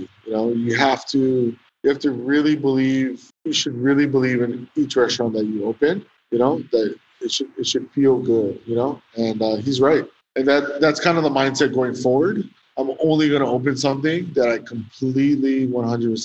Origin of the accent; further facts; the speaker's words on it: Hawaii, United States; also born or lived in New York / San Francisco; I consider myself a local. Born and raised here, been here